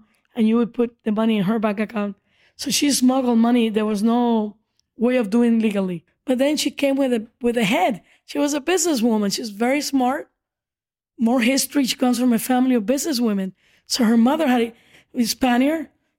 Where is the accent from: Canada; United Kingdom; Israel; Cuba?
Cuba; now in United States; We came from Cuba in 1971 as immigrants. And she started this business back in Cuba, where it was illegal to have a private business.